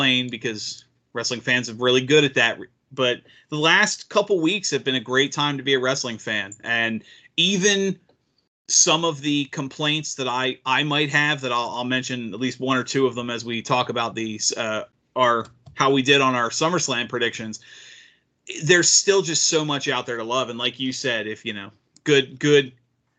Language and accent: English; Maryland, United States; growing up in Maryland